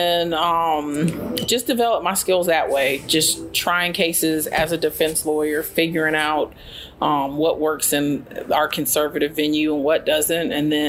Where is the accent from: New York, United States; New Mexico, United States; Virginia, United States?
New Mexico, United States; White Sands Missile Range; also born or lived in Tallahassee / Germany / Netherlands; So I'm an Army brat. I was born in Tallahassee, Florida, but grew up in Germany, Holland, and White Sands Missile Range, New Mexico.